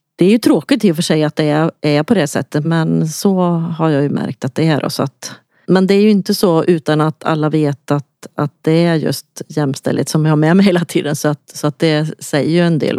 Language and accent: Swedish; Lidköping, Västra Götaland, Sweden; accent: Västgötska; jag kommer från Lidköping, så att, eh, det hörs antagligen att jag har någon sorts dialekt